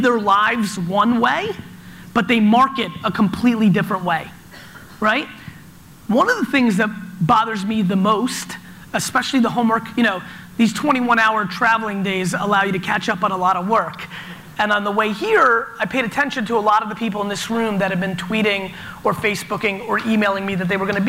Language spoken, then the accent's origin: English; New Jersey, United States; born or raised there; also born or lived in Soviet Union